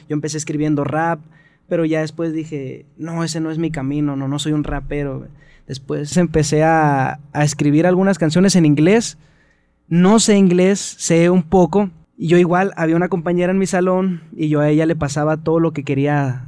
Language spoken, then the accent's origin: Spanish; Mexicali, Baja California, Mexico; also born or lived in Tecate; now in Ensenada, Mexico; Soy nacido en Tecate, criado en Mexicali